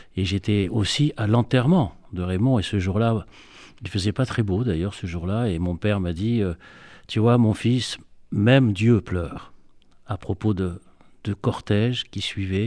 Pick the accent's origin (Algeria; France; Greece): Algeria; Constantine, Constantine Province; moved away; mon enfance juive à Constantine dans les années 50